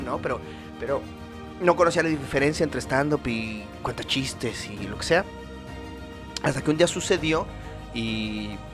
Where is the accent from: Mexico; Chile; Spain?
Mexico; soy mexicano, ciudadano mexicano